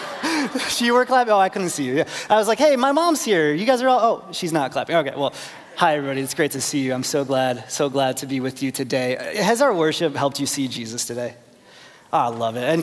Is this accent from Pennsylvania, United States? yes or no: no; Chicago, Illinois, United States; I grew up in Chicagoland and went to college in Chicago